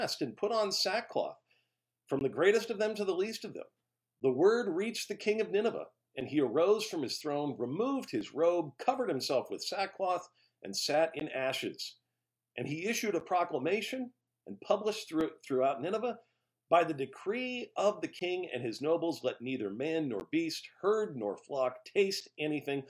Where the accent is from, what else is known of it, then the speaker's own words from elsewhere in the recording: just outside Los Angeles, Southern California, United States; as a child growing up in Southern California just outside of L.A.